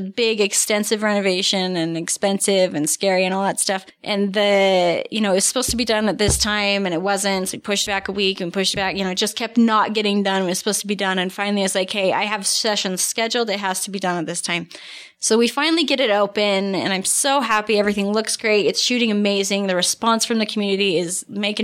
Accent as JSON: {"language": "English", "town": "St. George", "region": "Utah", "country": "United States", "tie": "born or raised there", "said": "And I'm born and raised in St. George."}